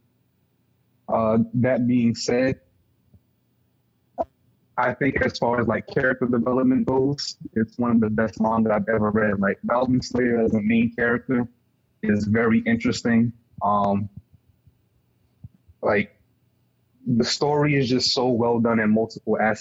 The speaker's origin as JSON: {"language": "English", "region": "New York", "country": "United States", "also_born_or_lived": "Baltimore", "said": "I'm from New York, but I lived in Baltimore for like 2 years"}